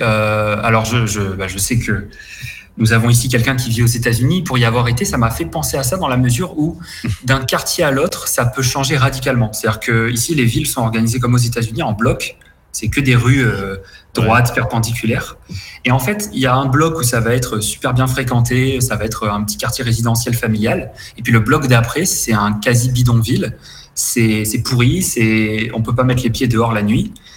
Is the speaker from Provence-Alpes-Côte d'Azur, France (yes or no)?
yes; near Cannes, Provence-Alpes-Côte d'Azur, France; moved away as an adult; also born or lived in Paris; now in Paraguay; je suis alors originaire du, sud de la France, sur la côte d'Azur, pas loin de Cannes